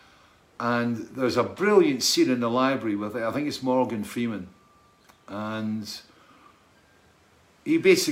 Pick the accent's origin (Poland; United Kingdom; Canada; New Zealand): United Kingdom; Scotland; I was brought up in Scotland